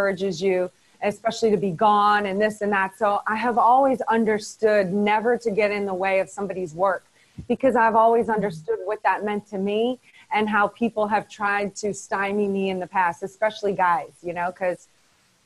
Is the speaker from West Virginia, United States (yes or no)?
no; New Orleans, Louisiana, United States; moved away; also born or lived in Los Angeles; I'm from New Orleans, which is kind of closer to Mississippi